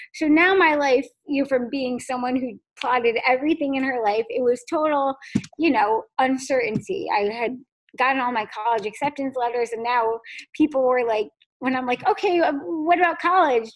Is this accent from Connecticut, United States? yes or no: yes; Fairfield, Connecticut, United States; I grew up in, in Fairfield, Connecticut